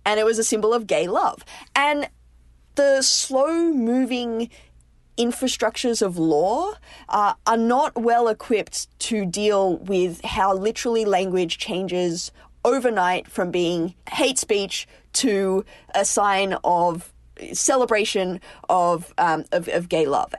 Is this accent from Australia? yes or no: yes; Australia; now in United States; As an Australian